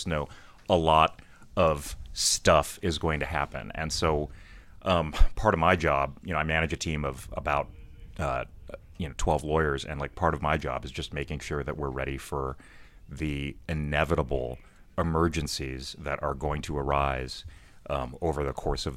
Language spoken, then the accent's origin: English; South Bay, California, United States; I'm from the South Bay, but I grew up rooting for the A's.